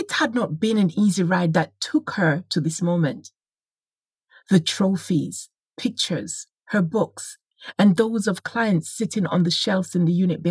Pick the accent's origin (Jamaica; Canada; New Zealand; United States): Jamaica; moved away as an adult; now in United Kingdom; whilst growing up in Jamaica